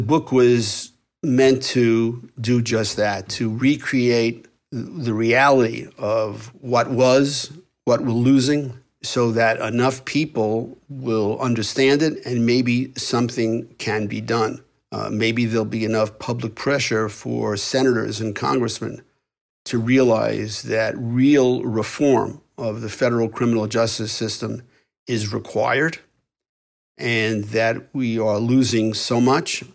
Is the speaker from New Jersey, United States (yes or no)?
no; New York, United States; accent: New York; my New York accent